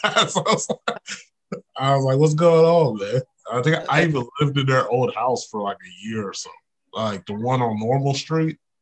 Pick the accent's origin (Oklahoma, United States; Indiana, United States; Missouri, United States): Oklahoma, United States; Oklahoma City; also born or lived in Tahlequah; I'm from Oklahoma City, so it was crazy coming to Tahlequah